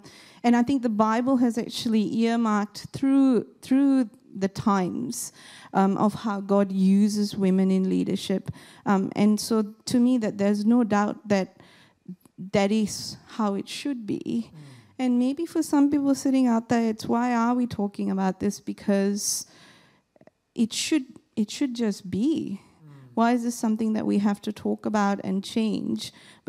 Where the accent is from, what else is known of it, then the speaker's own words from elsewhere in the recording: Malaysia; born there; I was born in Malaysia, and when I was born, my mom tells me my grandfather didn't want to come to see me in the hospital because I was female.